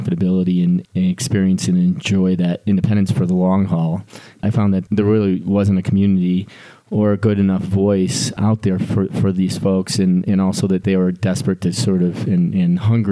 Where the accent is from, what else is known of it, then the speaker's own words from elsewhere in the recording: Detroit, Michigan, United States; moved away as an adult; now in Colorado, United States; Born and raised in Detroit, Michigan. Made it out to Colorado as soon after college as I could.